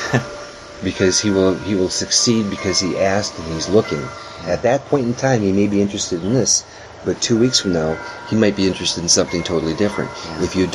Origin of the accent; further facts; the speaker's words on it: Gaylord, Michigan, United States; now in Traverse City, United States; I'm in Traverse City right now, okay? I was from Gaylord.